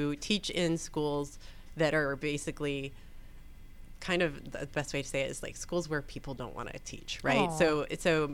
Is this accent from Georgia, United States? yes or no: yes; Atlanta, Georgia, United States; also born or lived in Florida / North Carolina; I grew up in Atlanta, like in town, actually in the city of Atlanta. I went to Grady High School